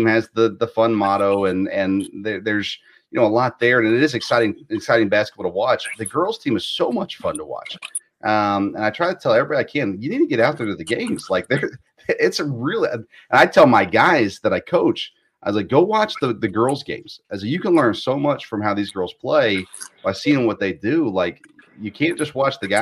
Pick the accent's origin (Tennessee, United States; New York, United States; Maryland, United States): Tennessee, United States; I grew up in Tennessee